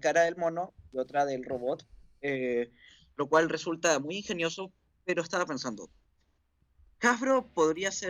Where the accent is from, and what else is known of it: Chile